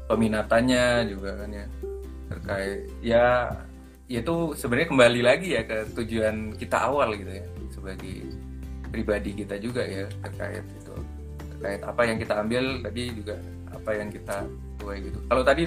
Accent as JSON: {"language": "Indonesian", "region": "Java", "country": "Indonesia", "said": "contoh contoh saya aja kalau di kan saya orang Jawa nih di Jawa aja tuh kalau nanggung tuh udah beda gitu"}